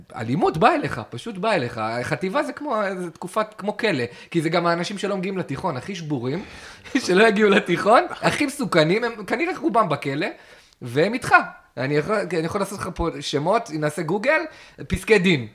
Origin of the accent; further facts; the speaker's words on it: Kiryat Ata, Haifa District, Israel; also born or lived in England; אני הייתי באזור יחסית סדר, ויש אזורים פגרים ב, בקריית אתא.